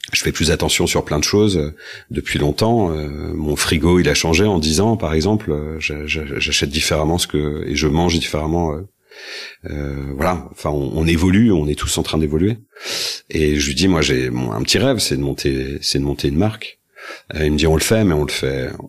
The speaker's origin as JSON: {"language": "French", "town": "Rennes", "region": "Brittany", "country": "France", "also_born_or_lived": "Paris", "moved": "yes", "said": "j'ai passé 20 ans à, à Paris. Je suis rennais d'origine et je suis revenu il y a trois ans trois ans à Rennes"}